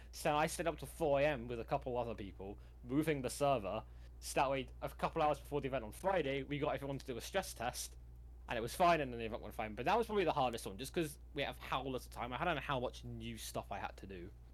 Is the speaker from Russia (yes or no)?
no; United Kingdom; I'm British.